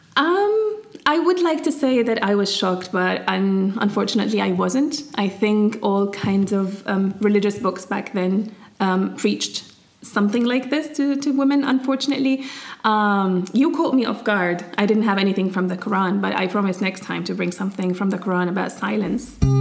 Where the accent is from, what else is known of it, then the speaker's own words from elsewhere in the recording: Syria; moved away; also born or lived in England; me growing up in Syria